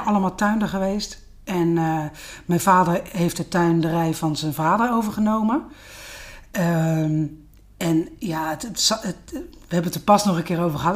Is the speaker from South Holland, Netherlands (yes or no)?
yes; Den Hoorn, South Holland, Netherlands; Ik ben een eh, echte Westlandse. Ja. tuindersdochter. In Den Horen, Schipluiden, vlakbij Naaldwijk, Poeldijk